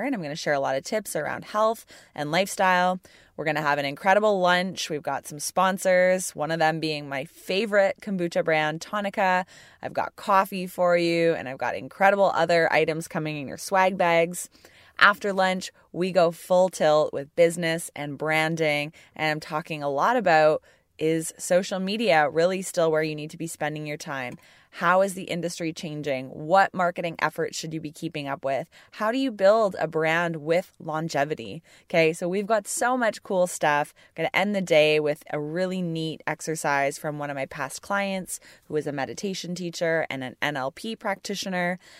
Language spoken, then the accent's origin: English; Burlington, Ontario, Canada; Burlington, Ontario